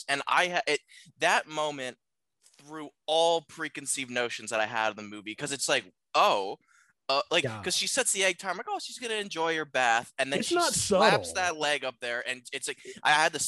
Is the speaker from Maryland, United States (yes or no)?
yes; near Baltimore, Maryland, United States; Baltimore is near everything. Growing up near Baltimore